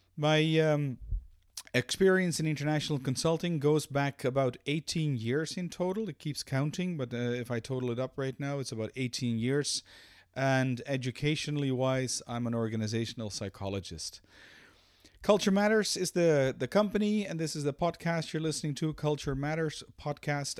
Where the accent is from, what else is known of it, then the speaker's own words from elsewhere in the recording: Amsterdam, North Holland, Netherlands; now in Belgium; I'm a Dutch national, born and raised in Amsterdam.